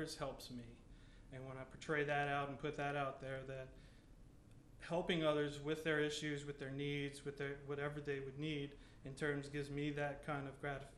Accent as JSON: {"language": "English", "town": "Maurice", "region": "Louisiana", "country": "United States", "tie": "born or raised there", "said": "I'm from Maurice, Louisiana right here. So I've grown up with USL then to UL."}